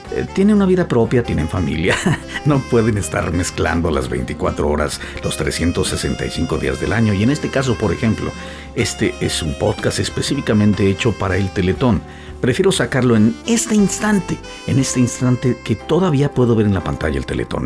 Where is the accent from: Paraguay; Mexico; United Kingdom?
Mexico; now in United States; los mexicanos que vivimos y o trabajamos en los Estados Unidos de Norteamérica